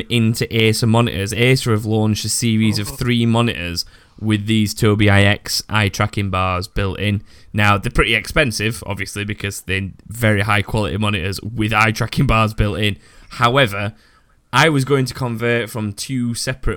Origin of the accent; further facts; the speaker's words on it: United Kingdom; I'm so British